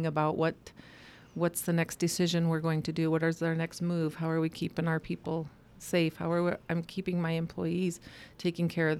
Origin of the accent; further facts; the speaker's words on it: Blackfeet Nation, Montana, United States; My dad is white, my mom is Native, but I grew up on the Blackfeet Nation